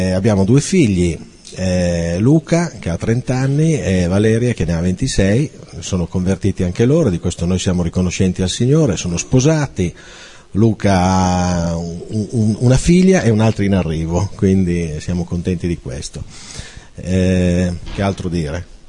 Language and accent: Italian; Piacenza, Emilia-Romagna, Italy; vengo da Piacenza